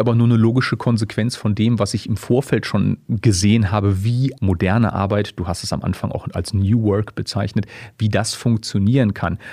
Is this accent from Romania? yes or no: no; Essen, North Rhine-Westphalia, Germany; moved away; also born or lived in Dortmund / Böblingen; als gebürtiger Essener